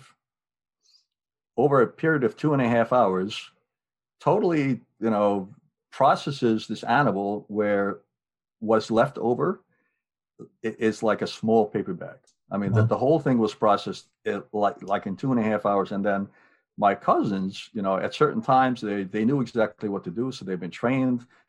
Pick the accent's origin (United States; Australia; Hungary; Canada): Hungary; moved away; as a small kid growing up in Hungary